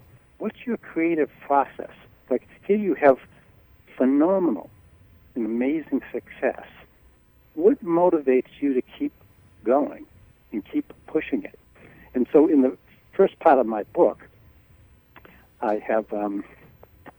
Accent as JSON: {"language": "English", "town": "Boston", "region": "Massachusetts", "country": "United States", "tie": "born or raised there", "said": "I was raised in Boston as an Irish Catholic going to private Catholic schools"}